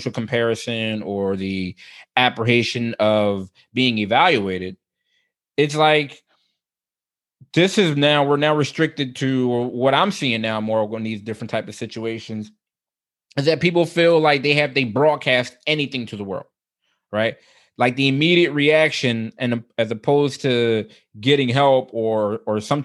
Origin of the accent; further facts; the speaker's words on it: Philadelphia, Pennsylvania, United States; he grew up about 6-7 blocks away from the house that I grew up in. Like we're both from the Germantown section of Philadelphia.